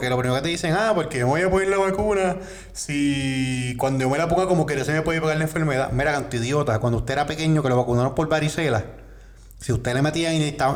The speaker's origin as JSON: {"language": "Spanish", "country": "Puerto Rico", "said": "Pero eso deja mucho que decir de la ética de nosotros como, como puertorriqueños."}